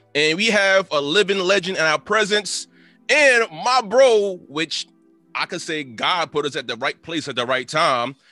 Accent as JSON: {"language": "English", "town": "Teaneck", "region": "New Jersey", "country": "United States", "tie": "born or raised there", "said": "I'm from Teaneck. Went through the whole entire Teaneck public school system"}